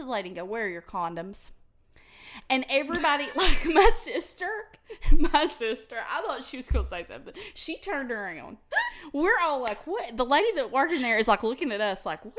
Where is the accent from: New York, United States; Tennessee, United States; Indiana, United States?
Tennessee, United States; I'm from Tennessee. It's in the United States.